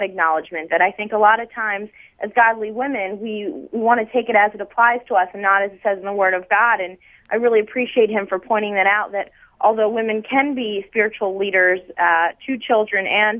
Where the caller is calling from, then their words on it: Philadelphia, Pennsylvania, United States; I'm calling you from Philadelphia, where I'm listening via the internet.